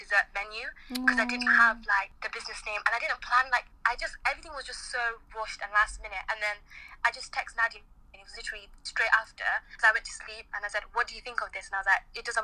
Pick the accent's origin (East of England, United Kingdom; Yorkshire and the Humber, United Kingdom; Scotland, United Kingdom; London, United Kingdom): Yorkshire and the Humber, United Kingdom; Scunthorpe; also born or lived in Manchester; I'm based in Manchester, but I'm from Scunthorpe, based in Scunthorpe too.